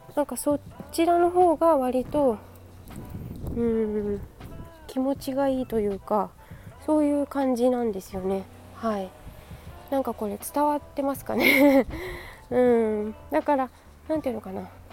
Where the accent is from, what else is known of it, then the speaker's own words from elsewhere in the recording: Yokohama, Kanagawa, Japan; 私の地元の、えー、江南台ですね